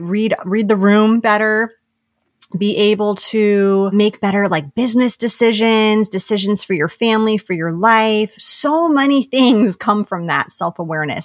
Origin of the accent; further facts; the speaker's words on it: New York, United States; we're both from New York